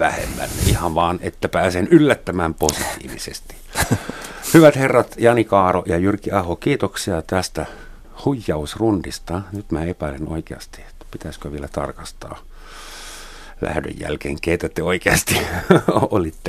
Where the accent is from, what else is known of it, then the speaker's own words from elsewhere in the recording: Germany; mä saksalaisena